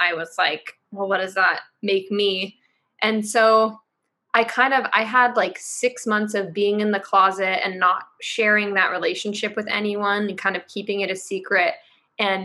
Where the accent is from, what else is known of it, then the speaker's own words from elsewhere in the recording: Marin County, California, United States; also born or lived in San Francisco Bay Area; I grew up in Marin County, which is a super liberal place.